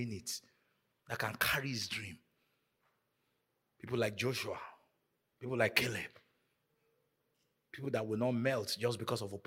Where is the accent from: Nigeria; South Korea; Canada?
Nigeria; moved away; growing up in Nigeria